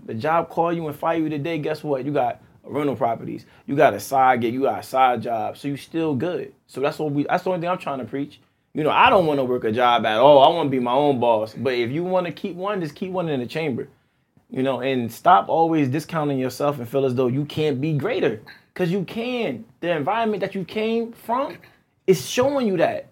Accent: East Orange, New Jersey, United States; growing up in East Orange

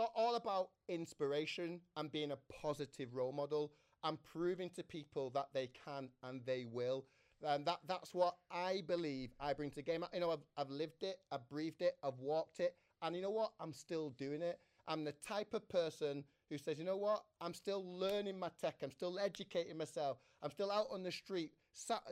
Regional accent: Manchester, North West England, United Kingdom; I'm a Manchester lad, born here

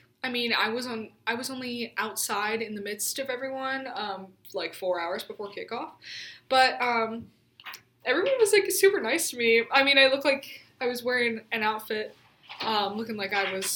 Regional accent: Memphis, Tennessee, United States; now in Tuscaloosa, United States; I'm from Memphis, Tennessee

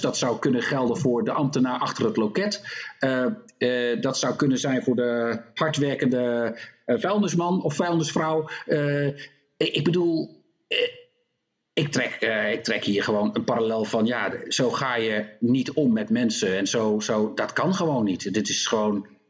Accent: Netherlands; also born or lived in North Carolina; now in United States; Ik ben ook Nederlander

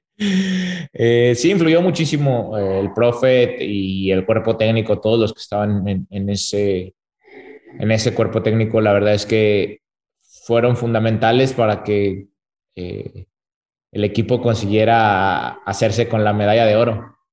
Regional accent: Torreón, Coahuila, Mexico; yo soy de Torreón

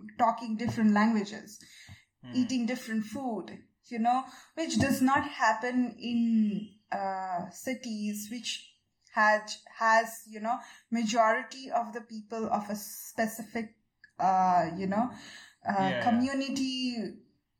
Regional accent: Siliguri, West Bengal, India; also born or lived in Darjeeling; my first couple of years, I grew up in Darjeeling. And then I moved to this little, small city called Siliguri

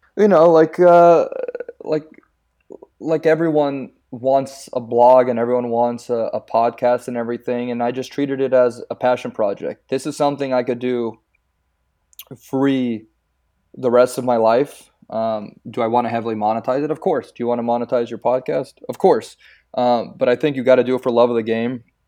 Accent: San Pedro, California, United States; first language Croatian; English is a second language; growing up in San Pedro

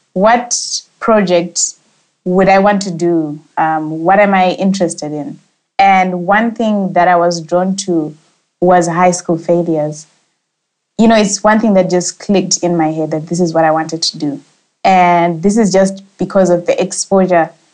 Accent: Zimbabwe; I'm a young Zimbabwean

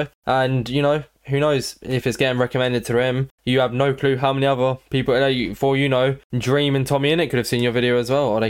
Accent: United Kingdom; Because we're both British, so we talk all the time.

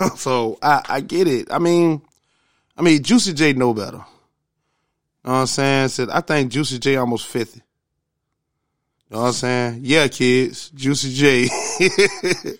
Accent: the South, United States; I'm from the South

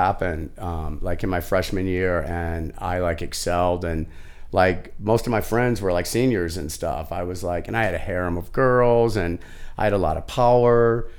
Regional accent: St. Louis, Missouri, United States; moved away as an adult; also born or lived in Santa Cruz, California; I'm a gay man, right? Came out really, really early. And growing up in South St. Louis

